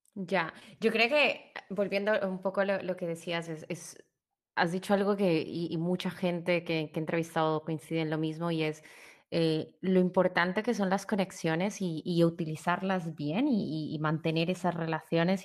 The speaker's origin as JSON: {"language": "Spanish", "country": "Colombia", "said": "como colombiana que he visto la evolución"}